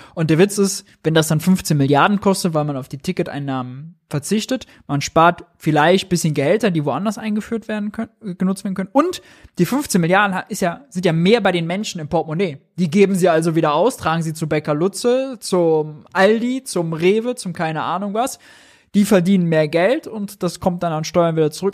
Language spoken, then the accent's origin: German; Mönchengladbach, North Rhine-Westphalia, Germany; moved away; Ich komme aus Gladbach, da ist die Heimat, da ist die Family